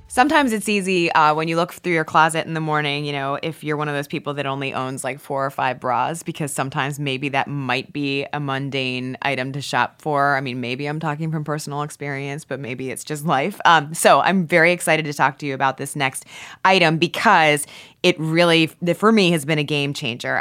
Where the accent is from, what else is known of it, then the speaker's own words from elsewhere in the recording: Virginia, United States; I'm from Virginia